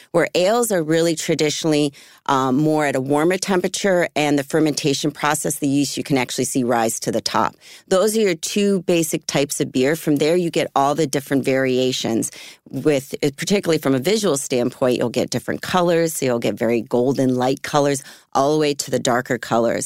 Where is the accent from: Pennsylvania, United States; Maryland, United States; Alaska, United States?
Pennsylvania, United States; Philadelphia; moved away; I grew up in Philly area, um, when I was younger